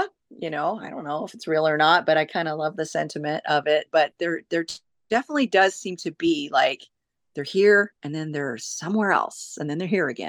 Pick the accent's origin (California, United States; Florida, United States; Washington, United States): Washington, United States; Oak Harbor; But mostly I have been in Washington, and I was raised in Oak Harbor, Washington, on Whidbey Island. That's where I graduated high school.